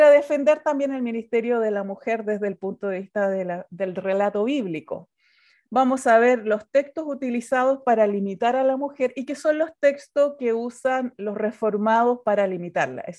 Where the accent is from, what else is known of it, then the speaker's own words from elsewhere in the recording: Chile; Soy chilena. Eh, tenemos un acento un poco distinto a los demás países porque hablamos muy rápido, aunque yo estoy muy peruanizada porque soy misionera peruana